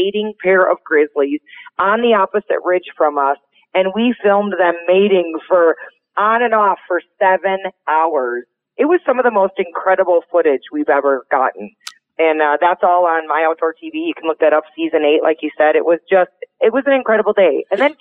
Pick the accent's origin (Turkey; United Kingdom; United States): United States; Montana; my home state of Montana